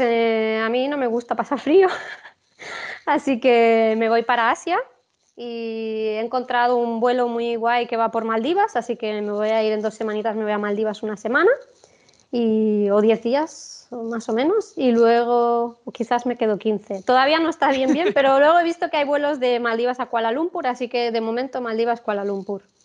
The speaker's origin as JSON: {"language": "Spanish", "country": "Spain", "said": "siendo española me quedo en Sudamérica"}